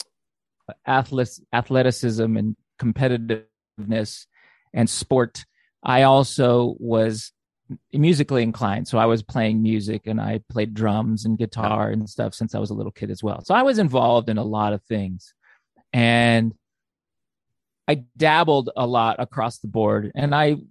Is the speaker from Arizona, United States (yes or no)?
yes; Phoenix, Arizona, United States; growing up in Phoenix, Arizona